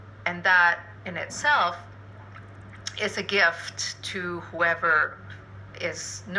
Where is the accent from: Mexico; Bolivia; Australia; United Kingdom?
Bolivia; moved away; I'm originally from Bolivia